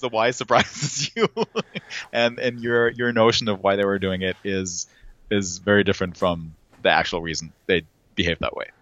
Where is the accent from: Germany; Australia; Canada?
Germany; I'm from Germany